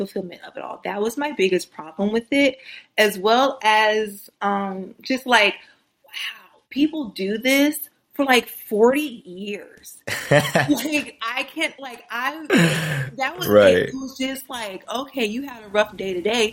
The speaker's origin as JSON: {"language": "English", "region": "Missouri", "country": "United States", "moved": "as an adult", "lives_now": "California, United States", "said": "I'm originally from Missouri. I'm a Missouri girl, and then I moved out to California"}